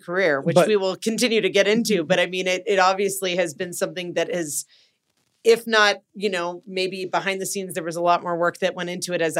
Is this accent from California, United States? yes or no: yes; Los Angeles, California, United States; moved away; being from there, and it sounds like I'm bagging on my hometown